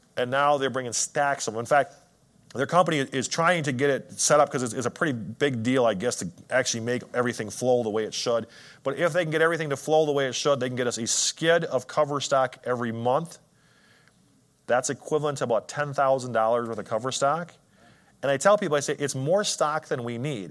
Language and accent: English; Wisconsin, United States; I'm from Wisconsin